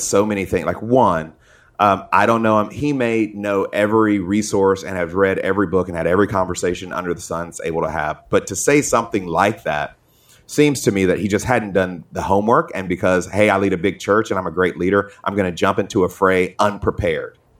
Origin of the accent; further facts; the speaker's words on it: Atlanta, Georgia, United States; I grew up in Atlanta